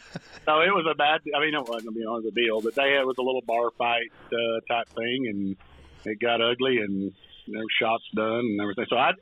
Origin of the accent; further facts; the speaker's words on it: Piedmont, Missouri, United States; now in Stillwater, Oklahoma, United States; I grew up in a little town called Piedmont, Missouri. Right south of Papa Bluff, probably population about 3,000, something like that.